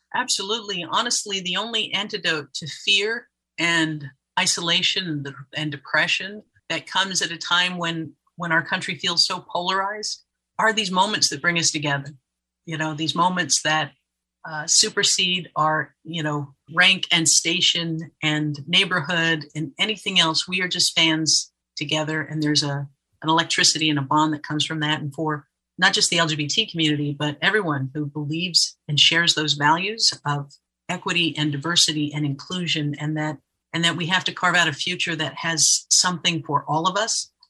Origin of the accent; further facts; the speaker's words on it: Florida, United States; being a kid growing up in Florida